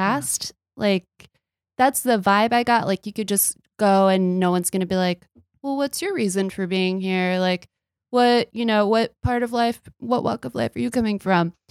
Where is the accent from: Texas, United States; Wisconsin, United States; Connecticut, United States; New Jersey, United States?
Texas, United States; I'm from Texas